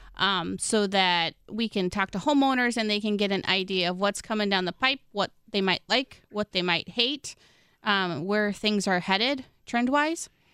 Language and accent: English; Midwest, United States; I'm such a Midwesterner